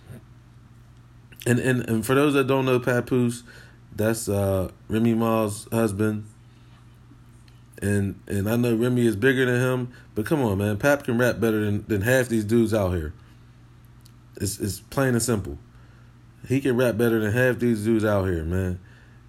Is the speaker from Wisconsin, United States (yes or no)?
no; Pittsburgh, Pennsylvania, United States